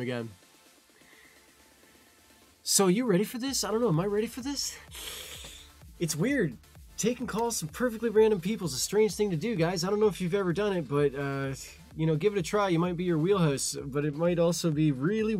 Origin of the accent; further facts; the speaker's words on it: Canada; I'm Canadian too